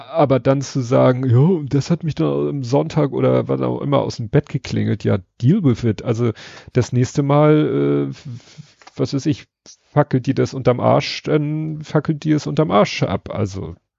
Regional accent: Hamburg, Germany; ich als Hamburger

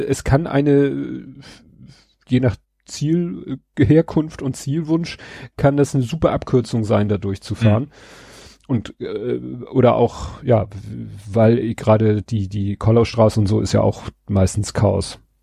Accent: Hamburg, Germany; in Stalzhoop in dem Ring, wo ich aufgewachsen bin

